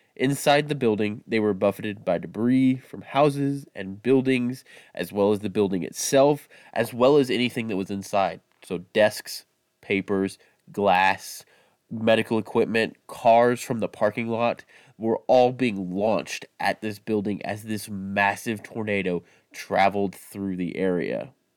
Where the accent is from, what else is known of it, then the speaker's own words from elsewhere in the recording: Midwest, United States; growing up in the Midwest